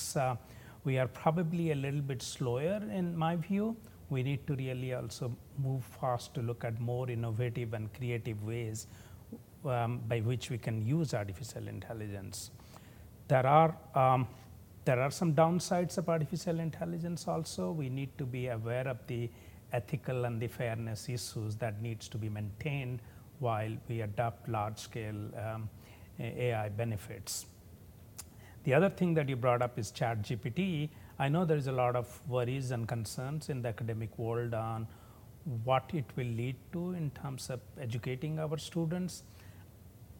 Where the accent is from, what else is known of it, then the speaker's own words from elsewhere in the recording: India; moved away as an adult; now in United States; I was born and brought up in a lower middle class family with very modest resources in a state at that time it was the poorest state in India